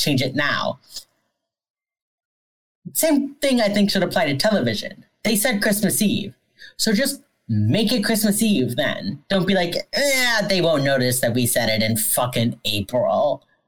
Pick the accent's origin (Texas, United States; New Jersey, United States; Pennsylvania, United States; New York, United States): Pennsylvania, United States; I grew up near Gettysburg.